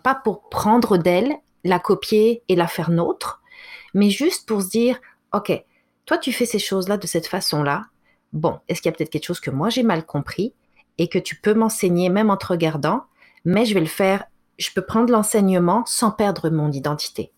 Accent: France; now in Canada; j'ai été élevée en France

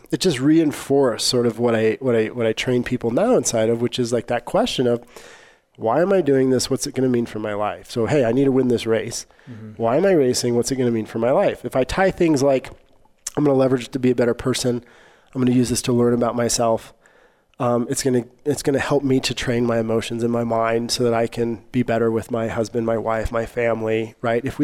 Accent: Arkansas, United States; I grew up in Arkansas.

